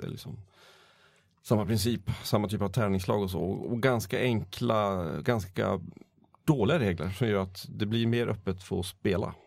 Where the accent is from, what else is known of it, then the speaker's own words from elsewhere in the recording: Borlänge, Dalarna County, Sweden; Jag hade min, min bakgrund i Borlänge